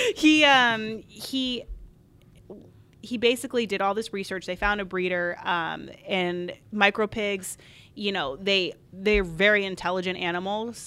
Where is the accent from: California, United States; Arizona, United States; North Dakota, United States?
Arizona, United States; moved away as an adult; also born or lived in Colorado Springs / Oklahoma City; now in Chicago, United States; I grew up in Arizona